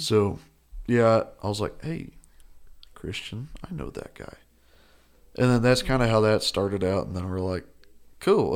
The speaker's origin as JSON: {"language": "English", "town": "Perryton", "region": "Texas", "country": "United States", "said": "I'm from Perryton, Texas, which is about two hours, two and a half hours north."}